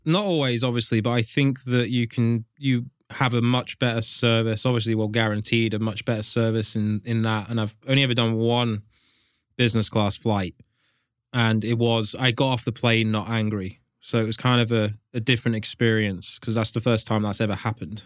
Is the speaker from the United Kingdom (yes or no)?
yes; England, United Kingdom; I'm from England